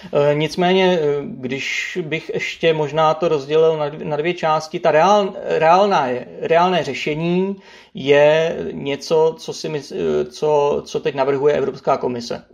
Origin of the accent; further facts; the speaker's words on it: Czechia; my jsme Češi